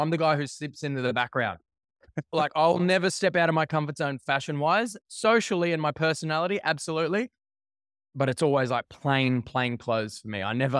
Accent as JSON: {"language": "English", "town": "Brisbane", "region": "Queensland", "country": "Australia", "tie": "born or raised there", "said": "So I grew up in Brisbane, on the south side of Brisbane."}